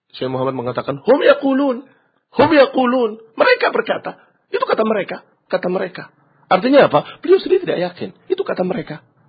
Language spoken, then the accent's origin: Indonesian; Indonesia; kita dari Indonesia